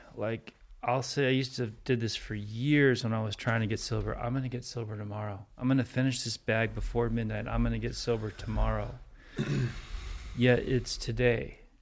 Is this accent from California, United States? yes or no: yes; Santa Monica, California, United States; I was born in America. Like, third generation Santa Monica